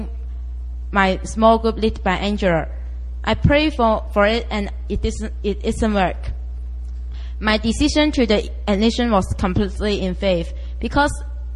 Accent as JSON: {"language": "English", "country": "Hong Kong", "said": "I'm from Hong Kong"}